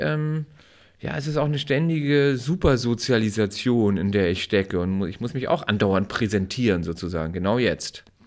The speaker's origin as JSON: {"language": "German", "town": "Timmendorfer Strand", "region": "Schleswig-Holstein", "country": "Germany", "tie": "born or raised there", "said": "ich bin in Timdower Strand an der Ostsee aufgewachsen"}